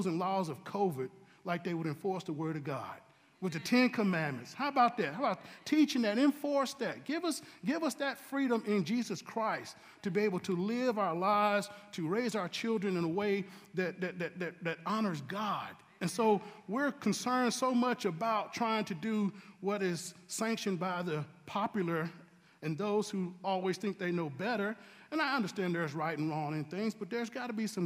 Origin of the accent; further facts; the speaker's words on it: Statesville, North Carolina, United States; also born or lived in Washington, D.C.; I was born here in Statesville, grew up here, went to school, went to college